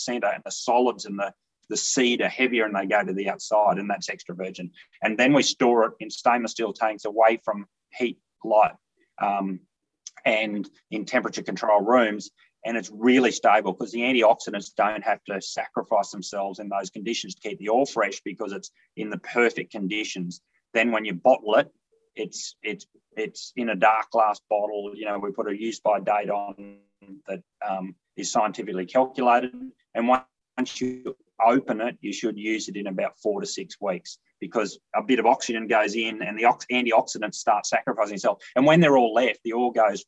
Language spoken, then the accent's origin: English; Longreach, Western Queensland, Australia; moved away; also born or lived in Kimberley / Geelong; I'm originally from Longridge in Western Queensland. My mother drew a little block off a larger station